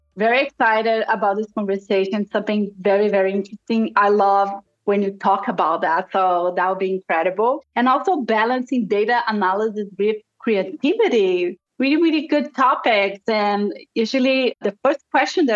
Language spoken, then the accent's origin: English; Brazil; first language Portuguese; English is a second language; moved away as an adult; now in United States; I was raised in Brazil. My first language is Portuguese.